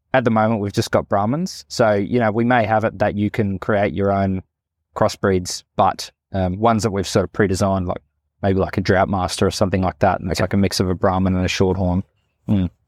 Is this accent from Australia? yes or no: yes; Northern Territory, Australia; also born or lived in Katherine; I grew up here in the Northern Territory